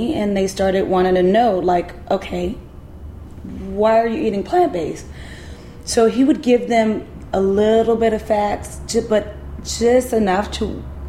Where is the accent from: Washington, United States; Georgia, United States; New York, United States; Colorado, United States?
Georgia, United States; LaGrange; I'm from LaGrange, Georgia. We don't do this. Like, we eat pork.